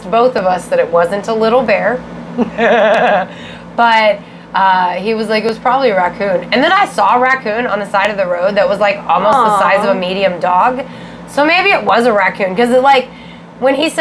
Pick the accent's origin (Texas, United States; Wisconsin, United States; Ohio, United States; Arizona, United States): Texas, United States; also born or lived in Florida; I am a Texan too